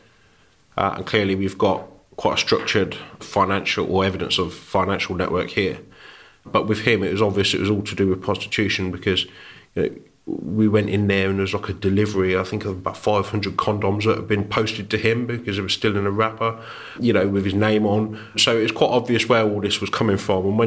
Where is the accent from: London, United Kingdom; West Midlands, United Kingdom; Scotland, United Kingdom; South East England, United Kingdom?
West Midlands, United Kingdom; Warwickshire; also born or lived in Birmingham; So I was born in Birmingham. We ended up moving over the border into Warwickshire.